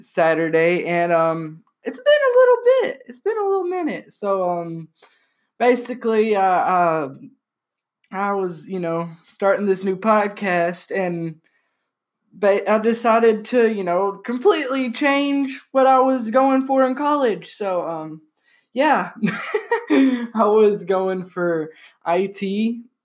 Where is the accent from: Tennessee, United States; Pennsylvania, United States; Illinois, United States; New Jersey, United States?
Tennessee, United States; I'm from Tennessee